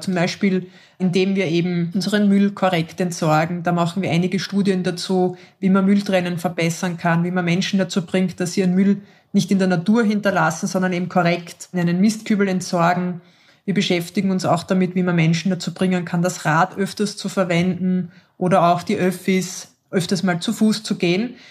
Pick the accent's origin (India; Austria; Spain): Austria; Bei uns in Österreich sind wir alle automatisch Organspenderinnen